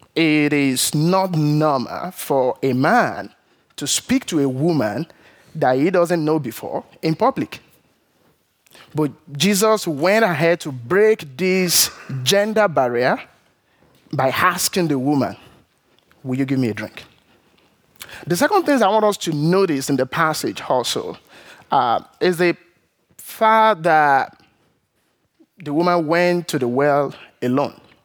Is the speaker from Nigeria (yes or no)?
yes; Nigeria; moved away; growing up in Nigeria